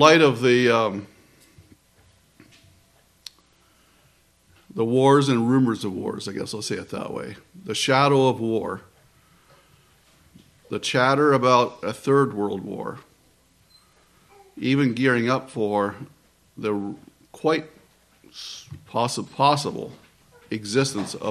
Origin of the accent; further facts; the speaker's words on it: close to Washington, D.C., East Coast, United States; I grew up in the East Coast, close to Washington, D.C.